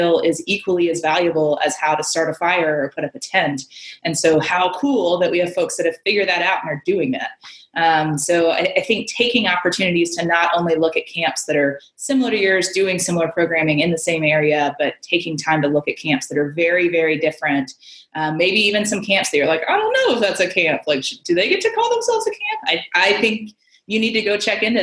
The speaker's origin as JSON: {"language": "English", "country": "United States", "said": "as an American"}